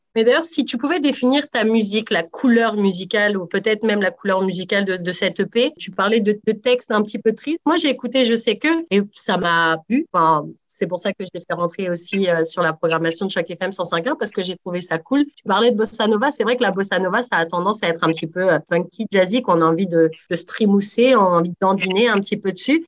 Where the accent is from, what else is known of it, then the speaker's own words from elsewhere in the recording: France; je suis née en France aussi